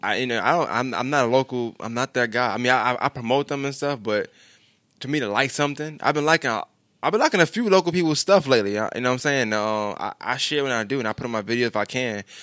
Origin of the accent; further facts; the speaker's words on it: New York City, New York, United States; I'm from New York. I just, we never left Brooklyn.